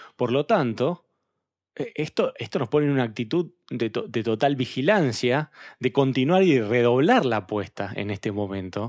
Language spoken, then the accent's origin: Spanish; Argentina; nosotros como interlocutores argentinos